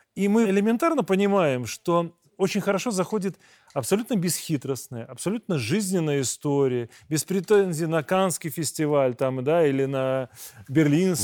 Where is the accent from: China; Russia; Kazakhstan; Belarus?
Belarus; Мы, белорусы